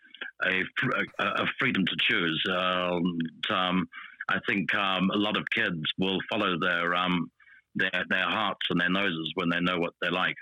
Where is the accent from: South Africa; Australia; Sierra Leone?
South Africa; I was growing up in South Africa.